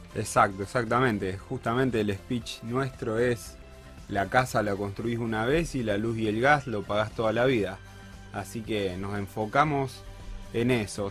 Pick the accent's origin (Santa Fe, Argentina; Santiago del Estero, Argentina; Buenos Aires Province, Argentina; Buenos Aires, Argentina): Santa Fe, Argentina; Casilda; Casilda, que es de donde yo soy